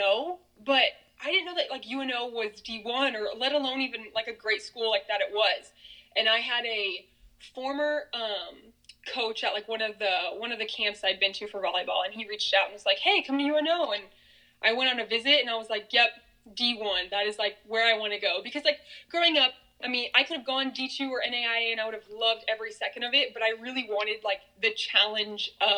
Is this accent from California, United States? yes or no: no; Grand Island, Nebraska, United States; now in Omaha, United States; I grew up in Grand Island, Nebraska, probably about 2 hours west of Omaha.